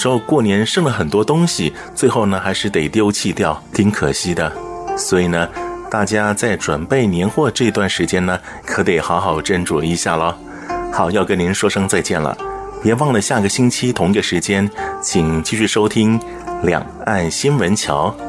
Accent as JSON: {"language": "Chinese", "country": "Taiwan", "said": "我们台湾人有一句话形容这个时节呢，叫做“旧年尾，新年头”。"}